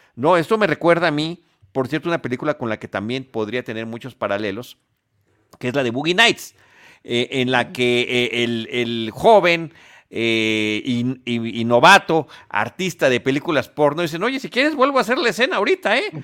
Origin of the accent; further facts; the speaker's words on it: Mexico; como mexicanos y cinéfilos